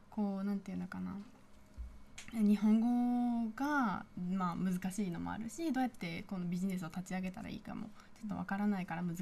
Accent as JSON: {"language": "Japanese", "country": "Peru", "said": "特に私たちペルー人の女性は飾り付けが得意で日本人のスタッフは苦手なので、"}